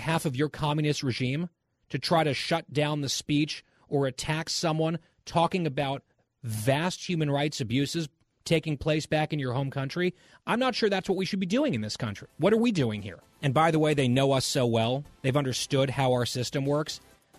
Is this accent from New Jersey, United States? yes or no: yes; New Jersey, United States; I am from New Jersey.